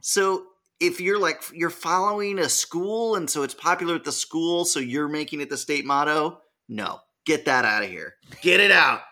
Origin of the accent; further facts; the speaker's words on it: California, United States; My home state